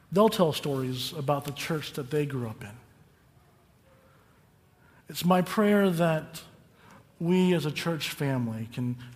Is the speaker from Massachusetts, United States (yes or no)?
no; Calimesa, California, United States; the kingdom of heaven is like that small church I grew up in in Calimesa